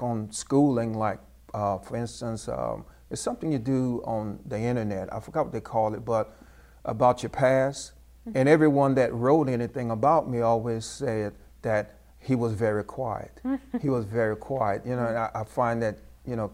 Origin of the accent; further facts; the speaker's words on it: Port Barre, Louisiana, United States; I grew up in Port Barry, Louisiana.